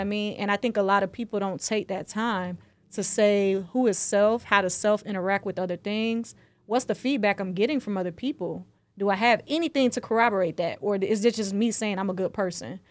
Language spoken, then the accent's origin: English; the South, United States; I'm from the South, so we, we learn about that in school